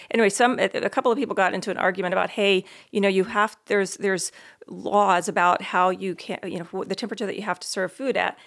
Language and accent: English; East Coast, United States; I grew up on the East Coast